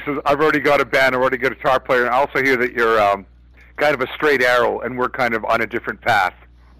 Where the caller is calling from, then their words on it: Winnipeg, Manitoba, Canada; I'm calling you from Winnipeg.